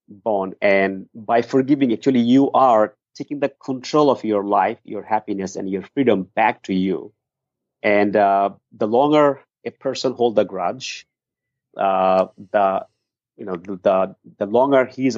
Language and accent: English; Dhaka, Dhaka Division, Bangladesh; moved away as an adult; now in United States; I was born in Dhaka, the capital city of Bangladesh.